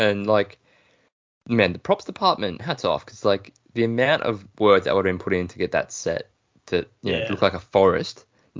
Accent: Australia

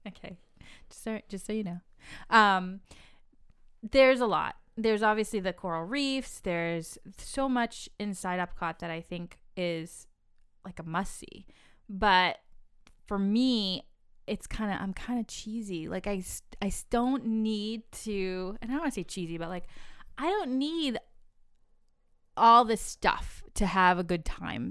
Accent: New England, United States; I'm from New England

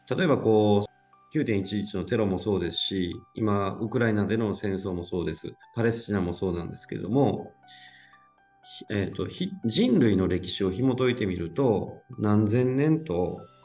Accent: Tokushima, Japan; 地元徳島県

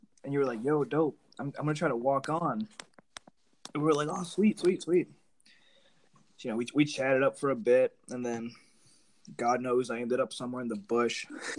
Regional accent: Maine, United States; also born or lived in New Jersey; I was born in Jersey, actually, when my family came here after a minute. So I was born in Jersey. We moved to Maine when I was like maybe 2 or 3 years old. And I've pretty much been here ever since.

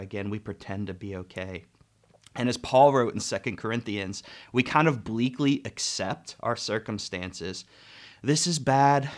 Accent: United States; as an American culture

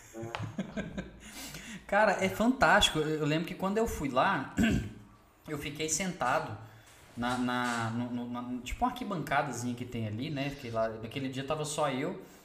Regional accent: Belo Horizonte, Minas Gerais, Brazil; moved away as an adult; now in Sete Lagoas, Brazil; eu sou de Belo Horizonte e vim morar aqui em Sete Lagoas, já tem cinco anos.

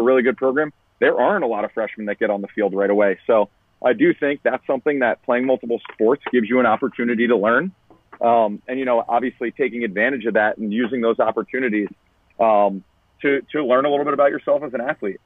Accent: Long Island, New York, United States; I grew up in Long Island

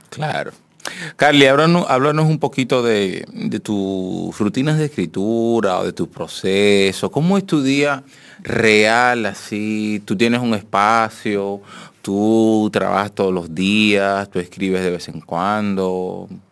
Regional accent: Dominican Republic; del dominicano

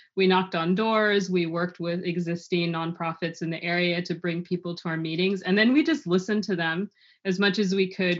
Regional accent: Los Angeles, California, United States; I was born in Los Angeles and raised there

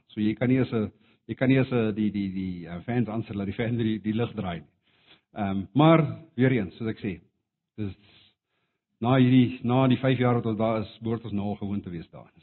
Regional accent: South Africa; Afrikaans is a second language; moved away as an adult; now in India; ek het altyd geantwoord van Suid-Afrika af

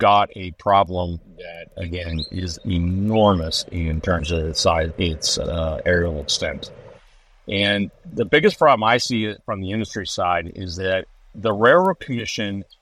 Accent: Texas, United States; as a Texan

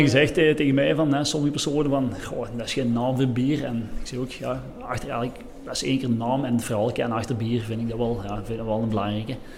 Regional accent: Lommel, Flanders, Belgium; we zijn van Lommel, ehm, dus ongeveer 30, 35 kilometer van, van hier

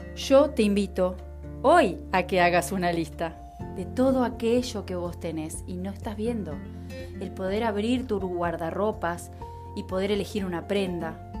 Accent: Uruguay; mi país, Uruguay

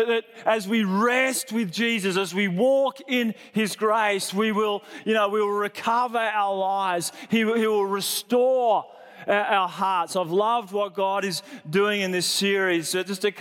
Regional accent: Sydney, New South Wales, Australia; I grew up in Sydney in a really great church that preached about grace.

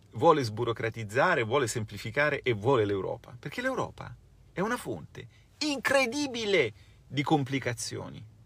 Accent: Italy

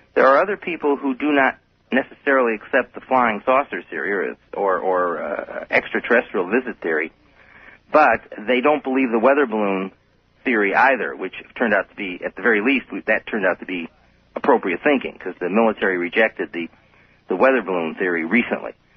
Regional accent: Chicago, Illinois, United States; now in Albuquerque, United States; I'm originally from Chicago, but I've lived in New Mexico and Albuquerque for for over 26 years

